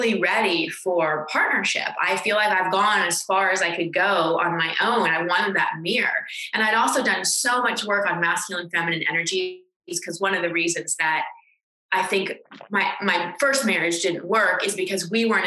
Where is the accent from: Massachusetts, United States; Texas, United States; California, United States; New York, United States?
Texas, United States; moved away; also born or lived in Los Angeles; I'm from Texas